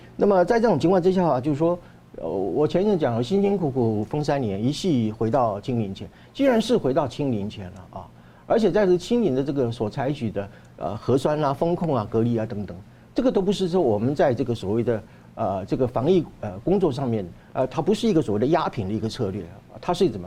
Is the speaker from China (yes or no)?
no; Taiwan; 我觉得这个很值得我们台湾人做一些，啊，启发